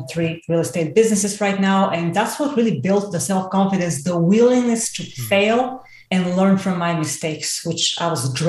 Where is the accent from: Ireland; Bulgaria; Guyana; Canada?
Bulgaria; English is a second language; I had no science base whatsoever, let alone in English, because I'm Bulgarian. I mean, obviously my accent, I haven't been able to overcome that to save my life.